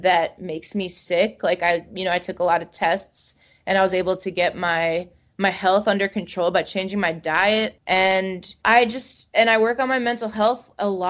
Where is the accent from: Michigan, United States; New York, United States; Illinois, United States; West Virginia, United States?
New York, United States; Long Island; my growing up on Long Island